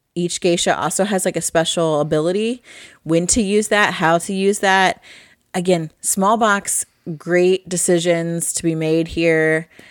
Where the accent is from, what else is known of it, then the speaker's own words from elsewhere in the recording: Midwest, United States; I'm from the Midwest